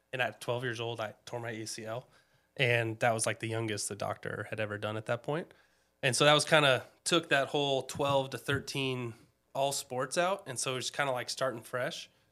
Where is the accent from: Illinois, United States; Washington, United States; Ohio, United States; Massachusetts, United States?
Washington, United States; Snohomish; I grew up in Snohomish. Um, I think we moved there when I was about two.